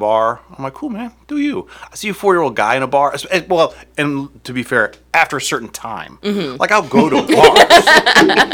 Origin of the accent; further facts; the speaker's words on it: Akron, Ohio, United States; I'm from Akron